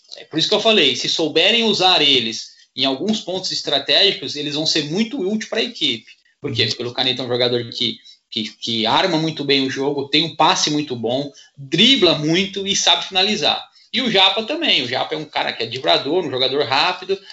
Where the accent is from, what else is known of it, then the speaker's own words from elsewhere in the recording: Santo André, São Paulo, Brazil; moved away as an adult; now in Praia Grande, Brazil; eu sou de Santo André, né? Minha família toda em Santo André. Eu hoje resido em Praia Grande, mas meus pais ainda moram em Santo André